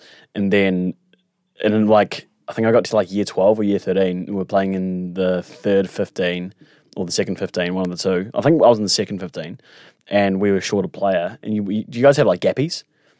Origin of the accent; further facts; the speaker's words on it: Auckland, New Zealand; So yeah, I grew up in Auckland.